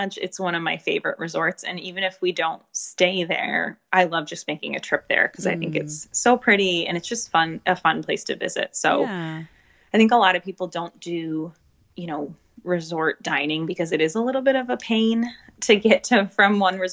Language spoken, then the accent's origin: English; United States; we're American.